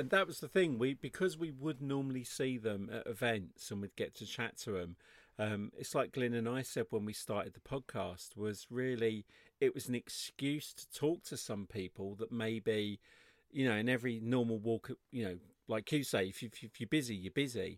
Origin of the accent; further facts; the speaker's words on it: England, United Kingdom; I'm English